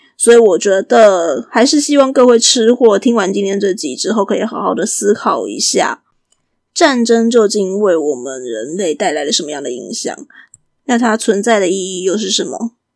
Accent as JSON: {"language": "Chinese", "country": "Taiwan", "said": "我们台湾人"}